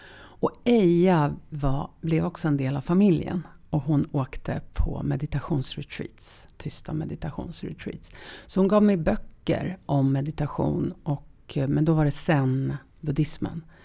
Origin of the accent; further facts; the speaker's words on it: Sopot, Pomeranian Voivodeship, Poland; now in Sweden; Jag föddes i Polen. Um, sist, slutet precis på 60-talet. Och i en stad som heter Sopot